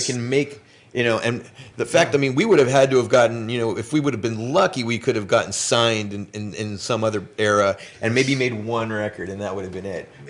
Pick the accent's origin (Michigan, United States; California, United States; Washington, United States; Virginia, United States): California, United States; Los Angeles; I grew up in Los Angeles.